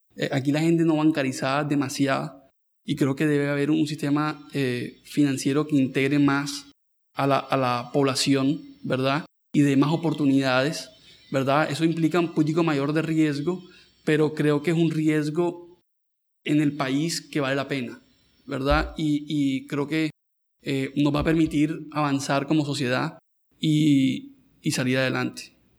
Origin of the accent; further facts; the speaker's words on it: Colombia; nuestra vida acá en Colombia